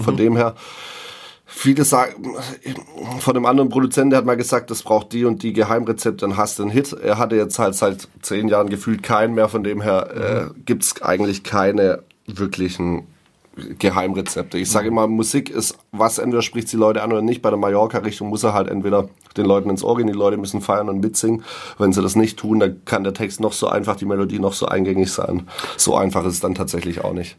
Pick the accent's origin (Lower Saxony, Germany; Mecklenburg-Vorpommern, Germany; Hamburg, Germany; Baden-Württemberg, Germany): Baden-Württemberg, Germany; Ditzingen; ich wohne ja noch in Ditzingen tatsächlich, mhm. also in meiner Heimatstadt, da wo ich aufgewachsen bin